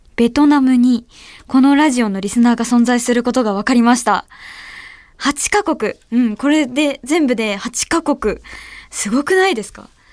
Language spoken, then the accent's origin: Japanese; Ehime, Japan; moved away; 私の出身地の愛媛